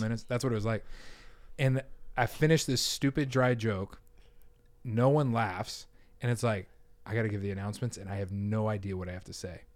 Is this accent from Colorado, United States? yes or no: yes; Denver, Colorado, United States; moved away; I'm from Denver, Colorado